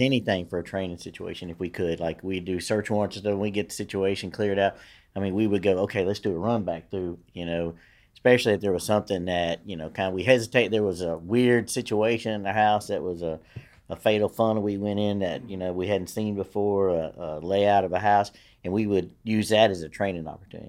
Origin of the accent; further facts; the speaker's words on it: Shreveport, Louisiana, United States; I grew up in Queensboro, which is, you know, I mean, that's a hell of a neighborhood